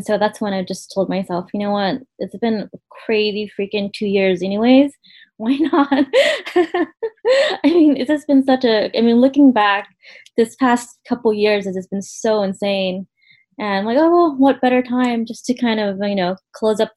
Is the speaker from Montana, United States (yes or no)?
no; Stockton, California, United States; we grew up in Stockton where it looked extremely hot during summer.